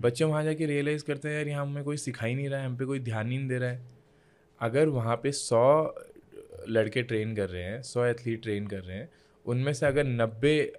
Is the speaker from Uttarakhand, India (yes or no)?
yes; Uttarakhand, India; मैं इंडिया से हूँ